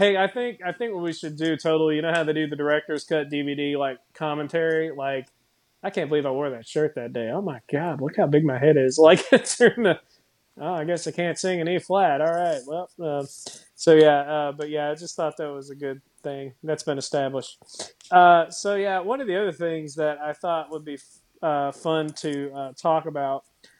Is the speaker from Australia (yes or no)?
no; Ireland; But you know, I am Irish, so I guess it worked.